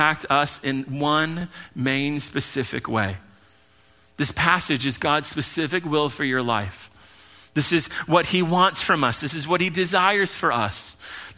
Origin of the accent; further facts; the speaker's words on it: Hawaii, United States; I'm Hawaiian